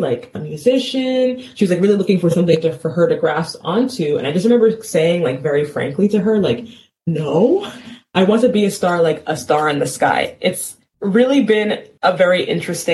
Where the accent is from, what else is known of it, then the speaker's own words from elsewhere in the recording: New York City, New York, United States; moved away; I was born in New York City, and I lived in a part of town called Cambria Heights, Queens, in my formative years